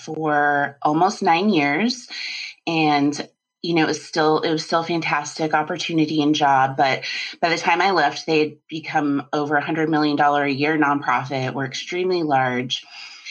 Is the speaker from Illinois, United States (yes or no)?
no; Colorado, United States; I grew up in Colorado